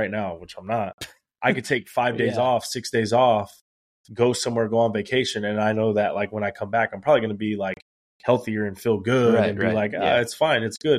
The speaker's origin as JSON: {"language": "English", "town": "Corpus Christi", "region": "Texas", "country": "United States", "tie": "born or raised there", "also_born_or_lived": "Alice, Texas", "moved": "as an adult", "lives_now": "San Antonio, United States", "said": "I went to school in Corpus. I lived in Alice."}